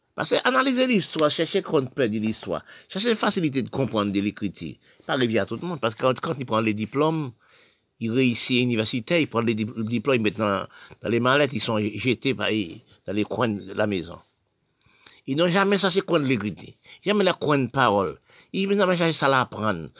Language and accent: French; Haiti; moved away; quand j'étais à l'école en Haïti